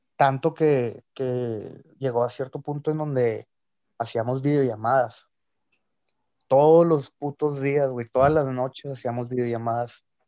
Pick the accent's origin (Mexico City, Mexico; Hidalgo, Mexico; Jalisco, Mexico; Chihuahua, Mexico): Chihuahua, Mexico; Ciudad Juárez; somos de Ciudad Juárez.